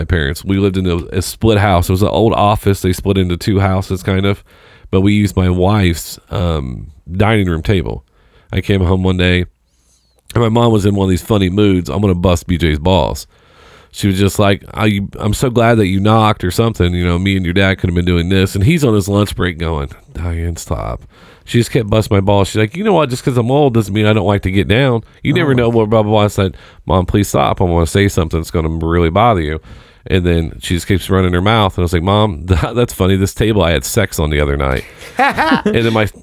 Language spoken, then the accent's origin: English; Seymour, United States; moved away; I moved away. I'm from Seymour, so it's about an hour south of here. I moved away in 2002